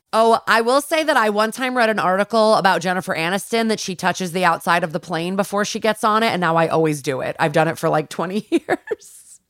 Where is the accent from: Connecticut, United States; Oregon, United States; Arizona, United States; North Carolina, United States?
Connecticut, United States; I'm from Connecticut